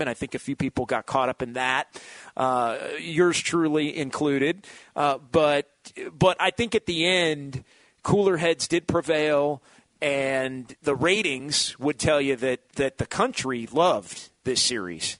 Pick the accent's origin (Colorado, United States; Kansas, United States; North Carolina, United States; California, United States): California, United States; Sacramento; now in San Francisco Bay Area, United States; I grew up in Sacramento